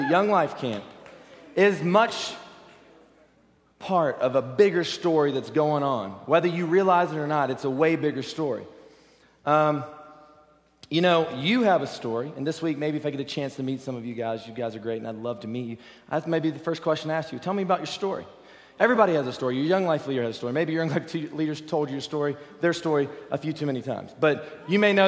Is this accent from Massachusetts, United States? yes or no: no; Virginia, United States; also born or lived in Texas; now in Newport Beach, United States; I originally actually grew up in the East Coast in Virginia.